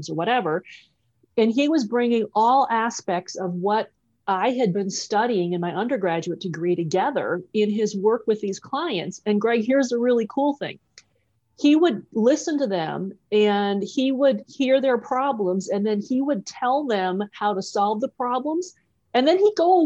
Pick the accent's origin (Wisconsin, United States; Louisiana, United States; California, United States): Wisconsin, United States; I'm actually a Midwest girl. I grew up in Wisconsin, a small farming town in Wisconsin.